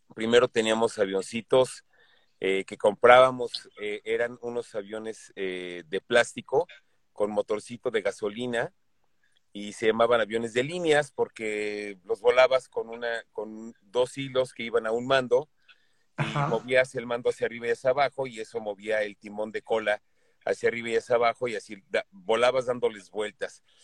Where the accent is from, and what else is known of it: Mexico